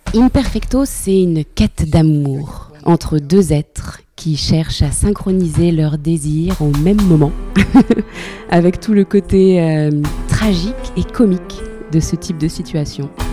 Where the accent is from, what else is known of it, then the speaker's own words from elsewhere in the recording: France; chez moi en France